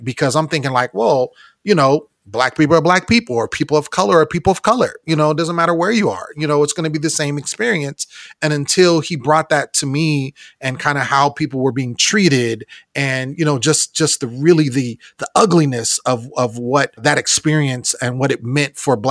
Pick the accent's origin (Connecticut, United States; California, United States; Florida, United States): California, United States; I'm obviously from California. All I know is California.